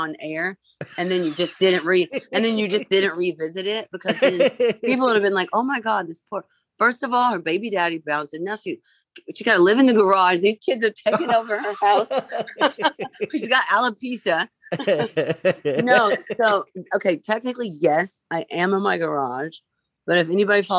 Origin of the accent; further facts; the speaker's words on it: Vincennes, Indiana, United States; I grew up in Vincennes, Indiana.